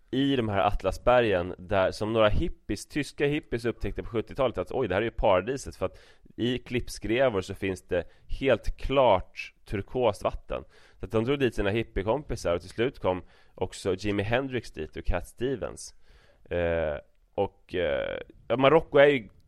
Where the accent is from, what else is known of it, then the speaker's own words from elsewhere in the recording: Brazil; Swedish is a second language; Jag säger att jag är från Brasilien